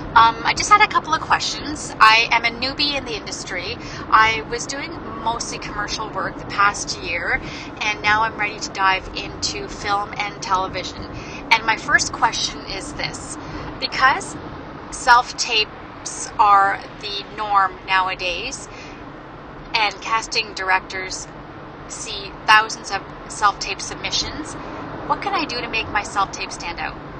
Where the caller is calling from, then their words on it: Newmarket, Ontario, Canada; I'm calling from Newmarket, Ontario.